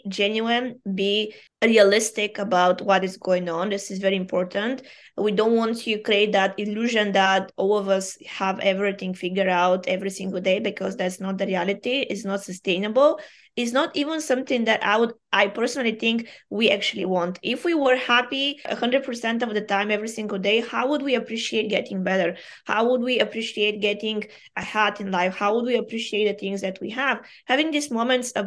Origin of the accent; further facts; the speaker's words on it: Bulgaria; first language Bulgarian; English is a second language; moved away; I am Bulgarian by origin.